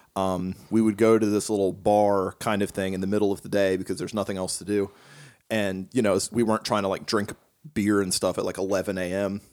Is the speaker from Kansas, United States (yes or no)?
yes; Kansas, United States; also born or lived in Appalachia; I grew up in Kansas.